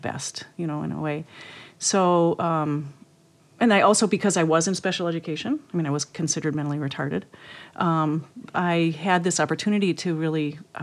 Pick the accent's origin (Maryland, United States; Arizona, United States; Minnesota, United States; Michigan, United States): Minnesota, United States; Lake Elmo; I grew up in Lake Elmo